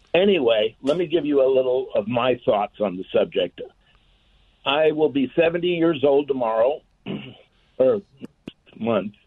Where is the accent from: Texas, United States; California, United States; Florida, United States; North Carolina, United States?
California, United States; Los Angeles; moved away as an adult; now in Claremore, United States; I'm a transplant from Southern California. I was born in Los Angeles, and three years ago I came out to Claremore.